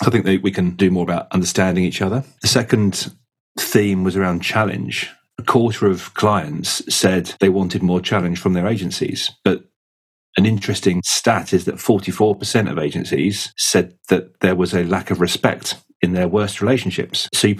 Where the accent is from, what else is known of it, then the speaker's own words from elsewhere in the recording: United Kingdom; maybe we're very British, it's a very difficult thing for people to talk about.